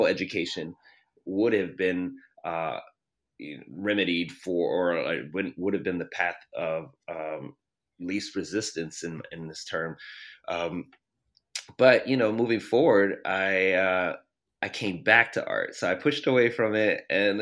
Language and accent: English; Baltimore, Maryland, United States; moved away as an adult; also born or lived in Canada; now in Sacramento, United States; I'm from the East Coast, the Baltimore area